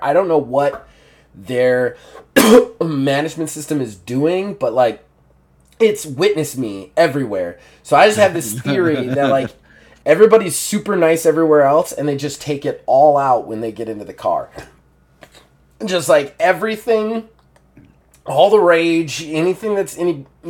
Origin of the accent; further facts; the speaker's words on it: Ohio, United States; being from Ohio in a normal place